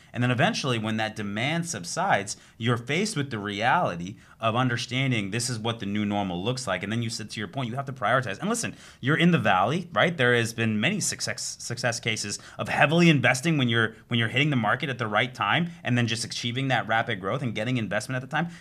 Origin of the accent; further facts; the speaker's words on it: Southern California, United States; moved away as an adult; also born or lived in Arizona; now in Florida, United States; I grew up in Southern California